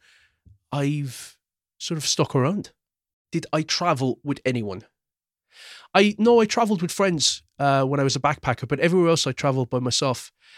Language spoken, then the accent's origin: English; Croydon, London, United Kingdom; born there; Where was I born? I was actually born in London, in Croydon. I was born in Mayday Hospital.